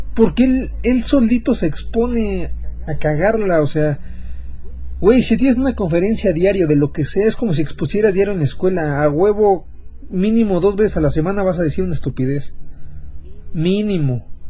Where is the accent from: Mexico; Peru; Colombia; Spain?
Mexico; ser mexicanos